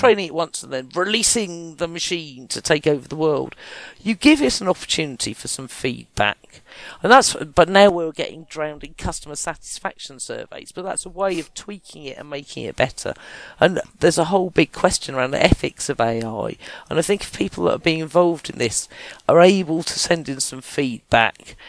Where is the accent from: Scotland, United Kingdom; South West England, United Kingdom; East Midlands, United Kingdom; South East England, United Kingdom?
South East England, United Kingdom; Kent; I was from Kent